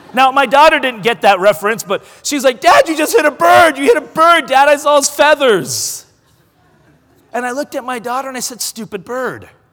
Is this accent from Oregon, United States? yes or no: yes; Oregon, United States; I'm from Oregon